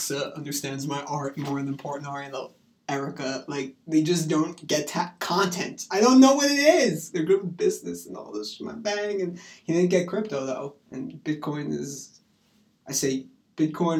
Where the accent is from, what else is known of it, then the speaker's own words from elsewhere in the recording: New York, United States; I come from New York